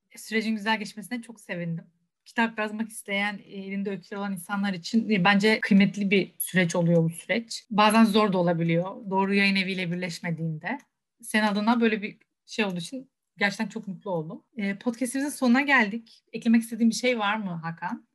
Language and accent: Turkish; Rize Province, Turkey; Rize'de doğup büyüdüm